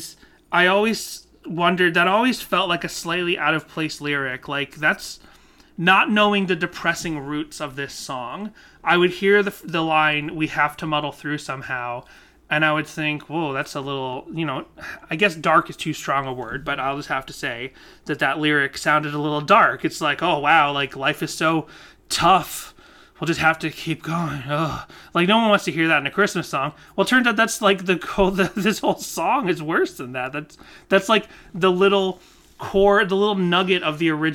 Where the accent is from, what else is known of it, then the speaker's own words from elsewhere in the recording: Massachusetts, United States; I grew up in Massachusetts